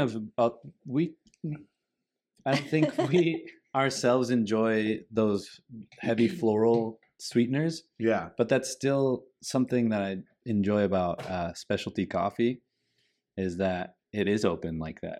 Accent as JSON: {"language": "English", "town": "Vista", "region": "California", "country": "United States", "said": "we come from Vista, which is uh, in skateboarding is a huge hub of skateboarding"}